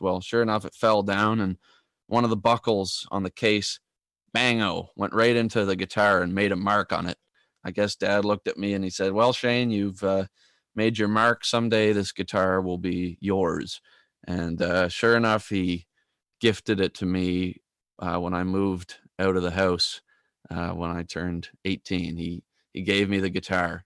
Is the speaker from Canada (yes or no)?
yes; Tracadie Cross, Prince Edward Island, Canada; moved away as an adult; also born or lived in Toronto, Ontario; Tracadie Cross, my hometown.